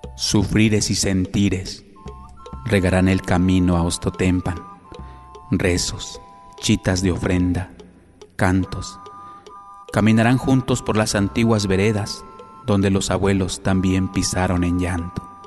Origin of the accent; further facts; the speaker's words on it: Chilpancingo, Guerrero, Mexico; Nací en Chilpancingo Guerrero